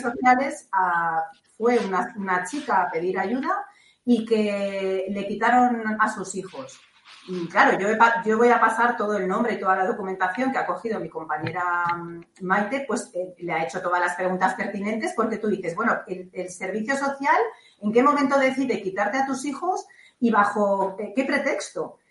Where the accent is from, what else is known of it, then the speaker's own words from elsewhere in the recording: Catalonia, Spain; now in Balearic Islands, Spain; mi tierra natal, que yo soy catalana